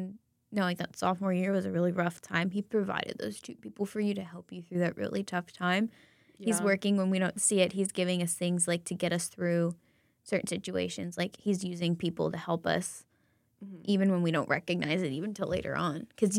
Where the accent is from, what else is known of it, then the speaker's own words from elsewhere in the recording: the South, United States; I'm from the South. Everybody has a prayer club.